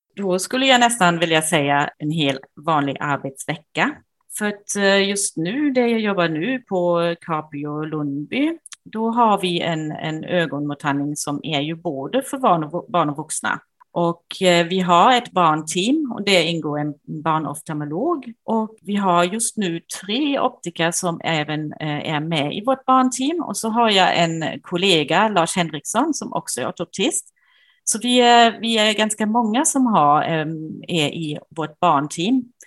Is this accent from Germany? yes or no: yes; Germany; Swedish is a second language; moved away as an adult; now in Sweden; jag är tysk som man kanske kan höra